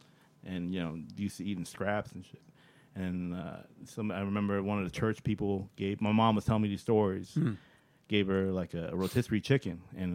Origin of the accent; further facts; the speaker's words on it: Virginia, United States; I was born in Virginia.